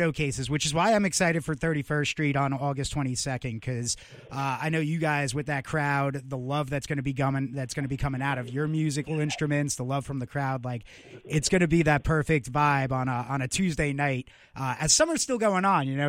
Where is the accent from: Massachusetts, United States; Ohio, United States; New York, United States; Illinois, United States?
New York, United States; Long Island; now in Virginia Beach, United States; I'm originally from Long Island, so I got family all over there.